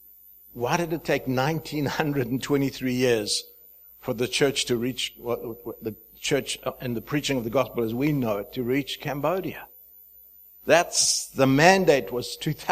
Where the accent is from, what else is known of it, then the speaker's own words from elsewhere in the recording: Zimbabwe; moved away as an adult; also born or lived in South Africa / Dubai; I'm from Zimbabwe. I don't have an accent at all. You all have an accent. But I hail from the nation of Zimbabwe. I was born there, lived for my first 21 years